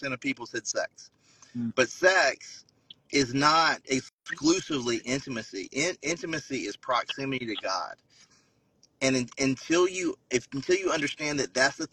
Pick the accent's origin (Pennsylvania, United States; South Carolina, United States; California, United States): South Carolina, United States; growing up in South Carolina